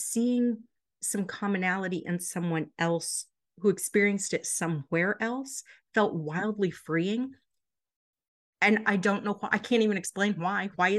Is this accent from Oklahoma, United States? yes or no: yes; rural Oklahoma, United States; growing up in rural Oklahoma and the very narrow, you know, religious belief systems that at least I grew up as a part